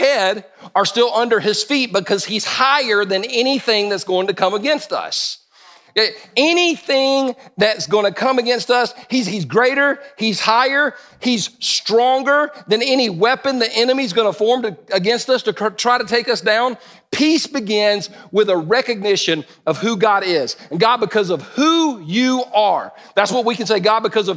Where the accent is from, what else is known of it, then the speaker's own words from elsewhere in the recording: United States; I'm stupid American